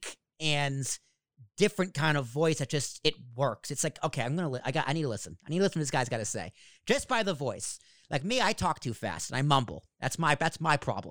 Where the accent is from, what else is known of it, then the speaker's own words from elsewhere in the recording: Braintree, Massachusetts, United States; accent: Boston; Born and raised in Braintree, Massachusetts, South Shore, Boston